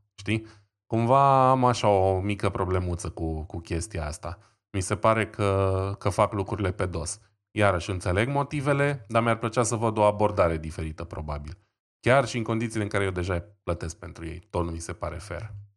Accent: Romania; suntem și români

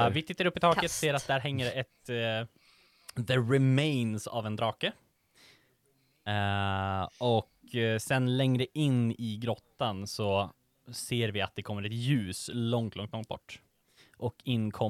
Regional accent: Mjölby, Östergötland, Sweden; jag kommer från Mjölby

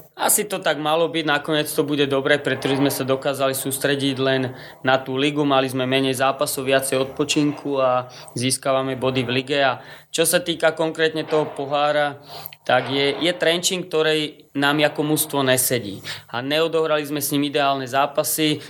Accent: Trnava, Trnava Region, Slovakia; tým, že som Trnavčan, vedel som čo by sme mohli v tej Trnave zmeniť

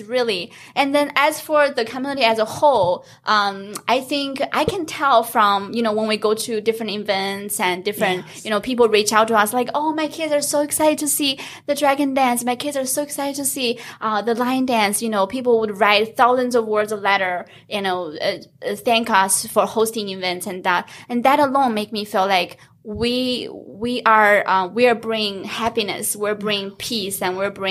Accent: China; now in United States; being born and raised in China, as a little girl, like watching dragon dance on the holidays was like my favorite thing

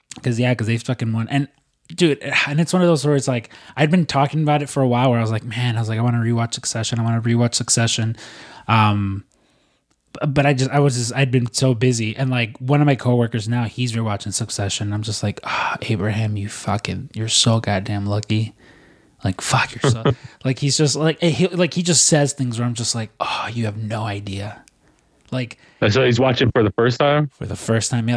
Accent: United States; I'm I'm American

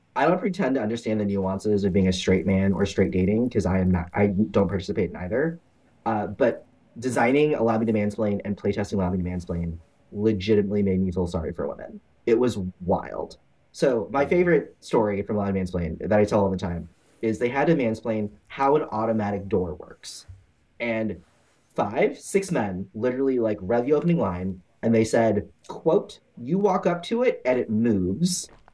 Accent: Houston, Texas, United States; also born or lived in Omaha, Nebraska; I born and raised in Houston. I went to Omaha for college. Let's stay there for ten years and then moved back

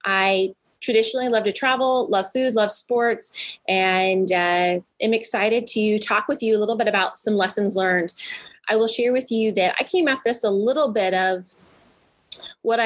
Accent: Midwest, United States; also born or lived in Indianapolis; I grew up in the Midwest and had been living in Indianapolis

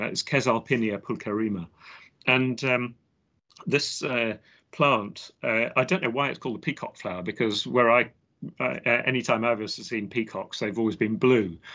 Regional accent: London, United Kingdom; accent: English; I grew up in southwest London in, in England, uh, near a place called the Royal Botanic Gardens, Kew

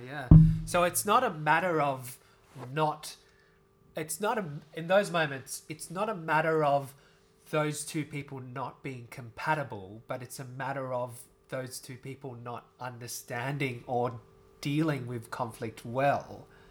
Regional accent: Australia; an Asian Australian

